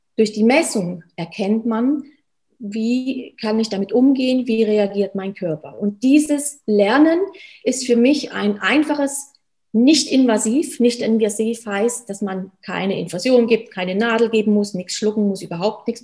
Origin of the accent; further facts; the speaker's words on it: Germany; moved away as an adult; now in Switzerland; Ich komme gebürtig aus Deutschland, wie man hört. Bin jetzt seit über zehn Jahren schon in der Schweiz